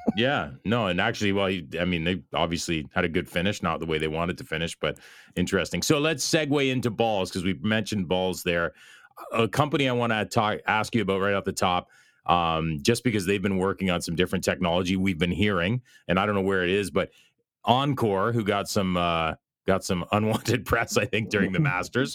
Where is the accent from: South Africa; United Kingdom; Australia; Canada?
Canada; Belleville, Ontario; here in my hometown of Belleville, Ontario, Canada